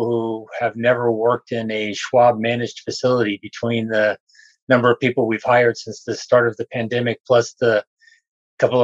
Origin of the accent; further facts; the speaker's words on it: Los Angeles, California, United States; I grew up in Los Angeles area.